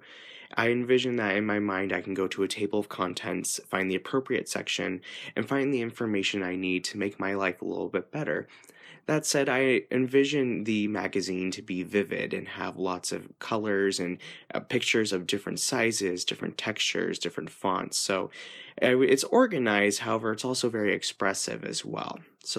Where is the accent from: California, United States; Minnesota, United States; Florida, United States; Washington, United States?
California, United States; I am an ESFJ from California.